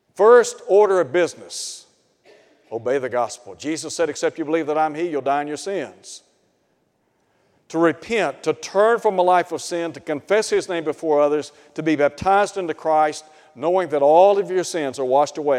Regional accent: Chattanooga, Tennessee, United States; I grew up in Chattanooga. And I lived in a suburb called East Ridge.

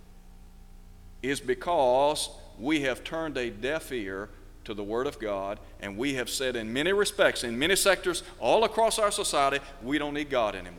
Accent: United States; as American citizens

